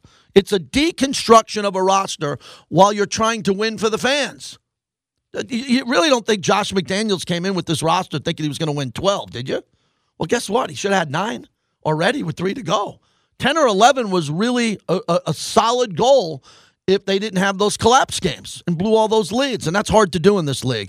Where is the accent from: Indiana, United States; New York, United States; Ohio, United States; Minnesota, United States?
New York, United States; Long Island; moved away; I'm from back east. I'm from Long Island, New York